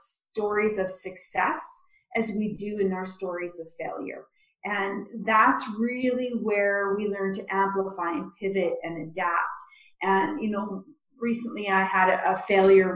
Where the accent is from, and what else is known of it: Canada